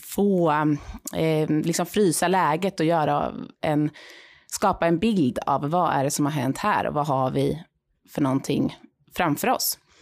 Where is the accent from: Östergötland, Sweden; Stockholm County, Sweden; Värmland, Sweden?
Östergötland, Sweden; Linköping; moved away as an adult; innan jag landade här i Linköping då, min hemstad